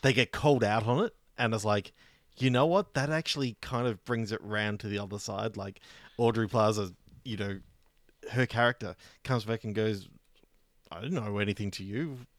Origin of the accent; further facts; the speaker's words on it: Australia; as an Australian